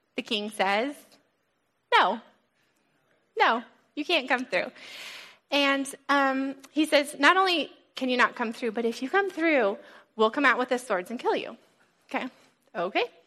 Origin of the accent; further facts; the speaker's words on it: Colorado, United States; also born or lived in California; now in New England, United States; I grew up in Colorado, brief little stint in California, and then came here